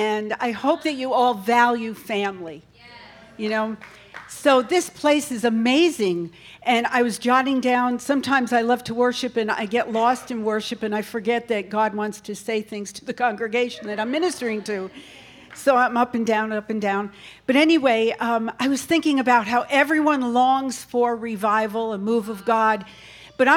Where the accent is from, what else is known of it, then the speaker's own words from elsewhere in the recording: New York, United States; now in North Carolina, United States; I'm really from New York